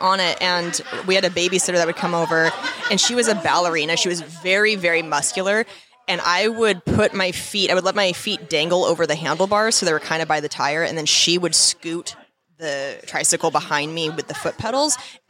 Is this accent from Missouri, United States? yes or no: no; Spokane, Washington, United States; Spokane, Washington.